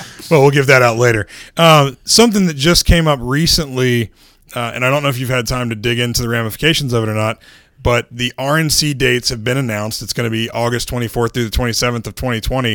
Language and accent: English; Winston-Salem, North Carolina, United States; you and I are both natives of North Carolina. I'm from Winston-Salem.